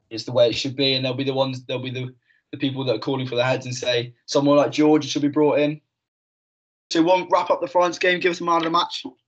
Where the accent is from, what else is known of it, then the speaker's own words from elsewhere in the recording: Kingsbridge, South West England, United Kingdom; moved away; I am from Devon, nice little town called Kingsbridge down there.